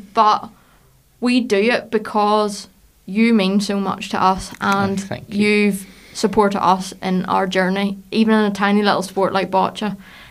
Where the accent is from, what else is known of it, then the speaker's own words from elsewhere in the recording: Larne, Northern Ireland, United Kingdom; I'm a woman from Larne